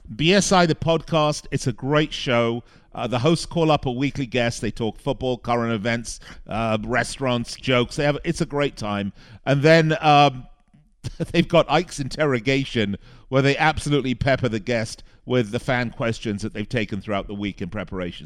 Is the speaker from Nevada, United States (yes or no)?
yes; Las Vegas, Nevada, United States; here in my hometown of Las Vegas.